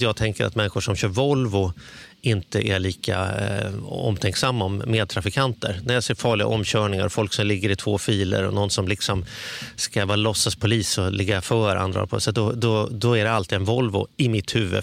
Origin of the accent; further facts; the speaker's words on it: Stockholm, Stockholm County, Sweden; jag kommer från Stockholm